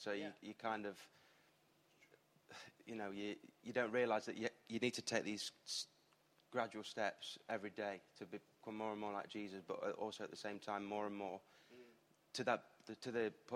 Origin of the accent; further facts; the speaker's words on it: Eastwood, East Midlands, United Kingdom; I'm from Eastwood, which is a bit quite far.